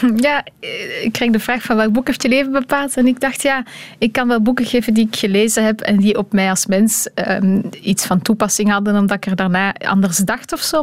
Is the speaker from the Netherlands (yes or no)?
no; Belgium; moved away as an adult; now in Brussels, Belgium